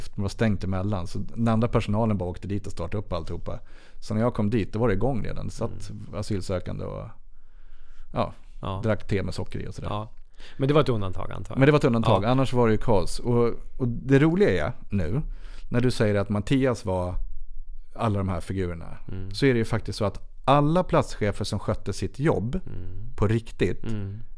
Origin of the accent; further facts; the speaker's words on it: Sweden; jag är vit och svensk man.